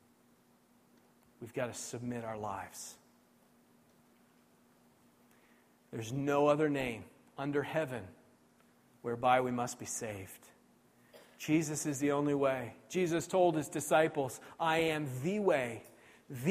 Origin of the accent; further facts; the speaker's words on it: New Brunswick, Canada; And I grew up here in New Brunswick